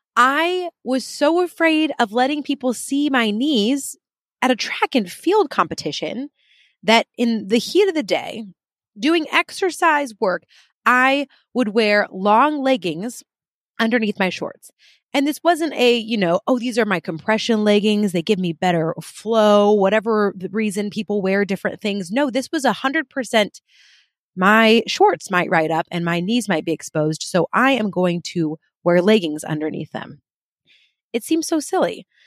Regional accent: United Kingdom; I'm very British

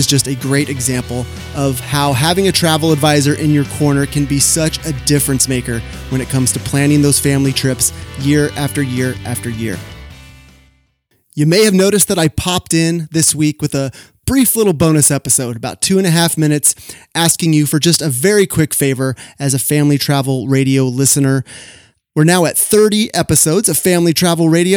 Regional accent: Sacramento, California, United States; my hometown of Sacramento, California

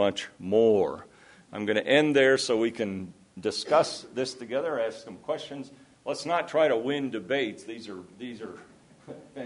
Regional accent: Iowa, United States; I come from Iowa, where selection, not genetic engineering, but selection has always been part of the story

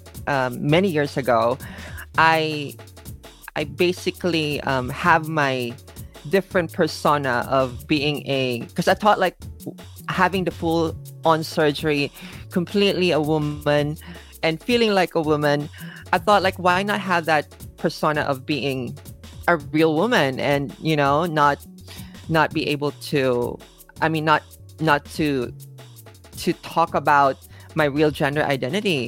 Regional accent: Manila, Metro Manila, Philippines; moved away as an adult; now in Japan; I am originally from the Philippines. I was born and raised in Manila. And I left Manila when I was about 18.

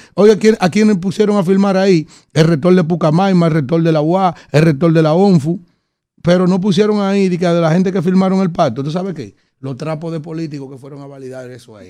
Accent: Yaguate, San Cristóbal, Dominican Republic; Yo soy de Yaguate, San Cristóbal, que nos divide la provincia y Abaní por el río Nizao

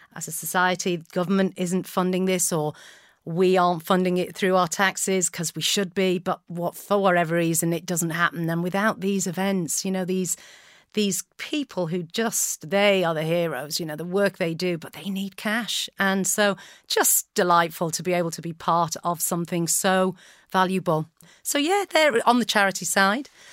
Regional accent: North Wales, United Kingdom; moved away as an adult; also born or lived in Naples, Italy / Flint; now in Manchester, United Kingdom; I, I grew up in North Wales. My parents moved when I was three

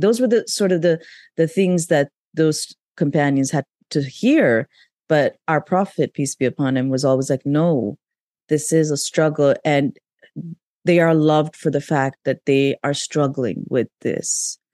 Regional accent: Pakistan; moved away; I grew up in Pakistan

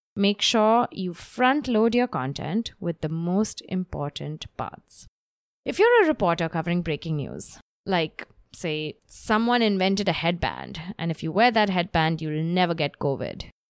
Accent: Mumbai, Maharashtra, India; now in New York, United States; I live in New York at the moment, but I grew up in Bombay

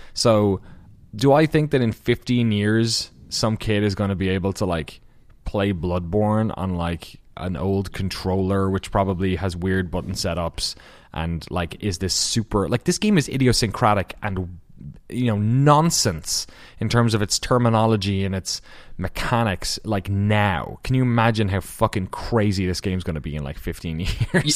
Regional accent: Waterford, Munster, Ireland; accent: Irish; moved away as an adult; now in Maryland, United States; they kind of moved to the south to Waterford, um, in the southeast of Ireland, small enough, uh, city. And that's where I was born

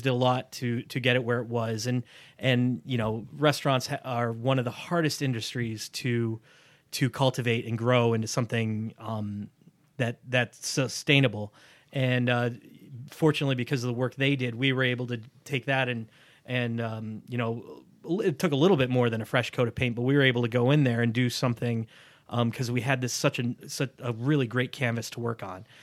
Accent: Greece, New York, United States; I grew up in Greece

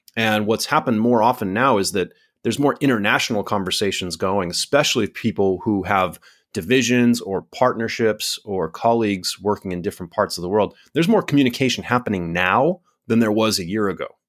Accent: United States; now in Singapore; my home country of the United States

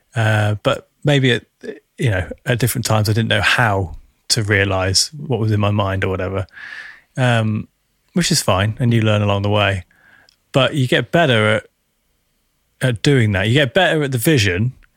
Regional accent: United Kingdom; I'm speaking as a British Western, Westerner

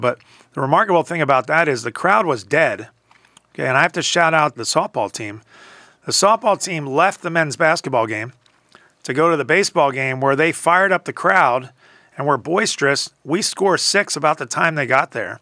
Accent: Philadelphia, Pennsylvania, United States; moved away; growing up in Philadelphia

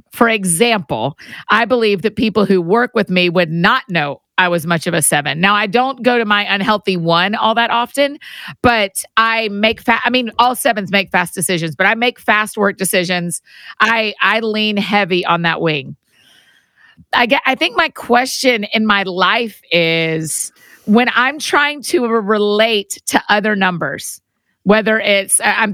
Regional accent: Georgia, United States; moved away as an adult; now in Nashville, United States; I was born in Georgia

